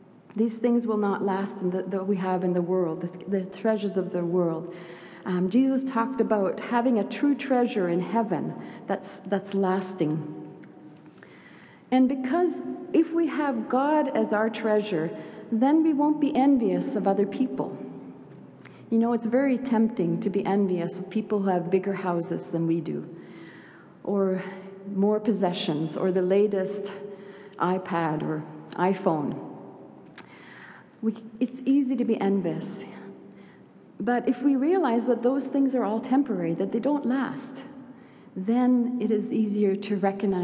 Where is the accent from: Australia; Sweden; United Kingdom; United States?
Sweden; moved away; also born or lived in Canada; I'm a proud Swede. I have dual citizenship, Swedish and Canadian. Anyway, I was born in Sweden